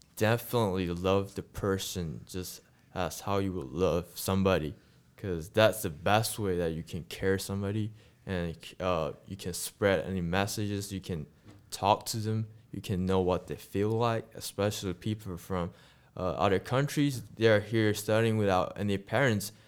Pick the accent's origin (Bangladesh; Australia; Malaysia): Malaysia; English is a second language; moved away as an adult; now in United States; I'm from a country called Malaysia.